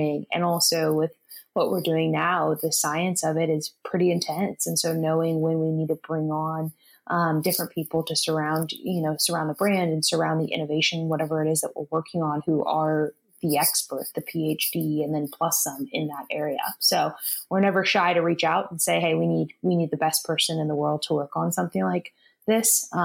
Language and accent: English; Sacramento, California, United States; also born or lived in San Diego; I grew up in California, in Sacramento, Northern California